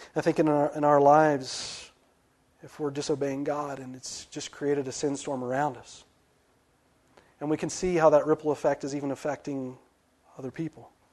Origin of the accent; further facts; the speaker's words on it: West Virginia, United States; I'm from West Virginia